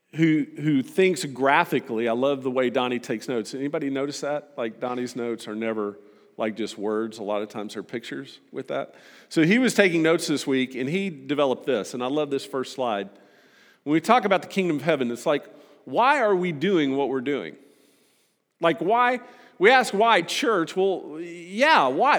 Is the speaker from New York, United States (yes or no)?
no; Texas, United States; I'm a Texan